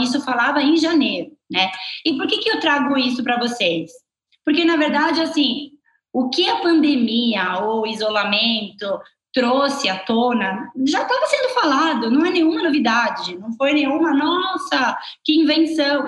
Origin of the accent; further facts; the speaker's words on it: Italy; accent: Italian; Portuguese is a second language; moved away as an adult; now in Brazil; eu sou italiana